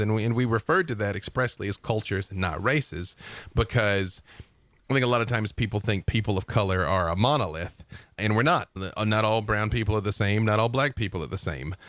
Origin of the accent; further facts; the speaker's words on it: Arkansas, United States; I'm from Arkansas